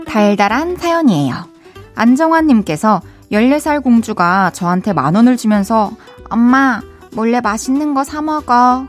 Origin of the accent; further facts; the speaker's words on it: Masan, South Gyeongsang, South Korea; moved away; 저는 어렸을 때 마산에서 자랐잖아요.